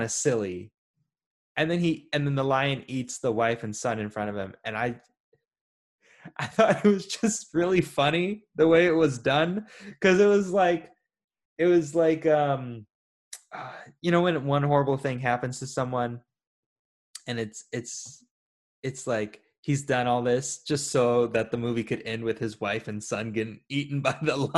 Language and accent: English; United States; I'm an American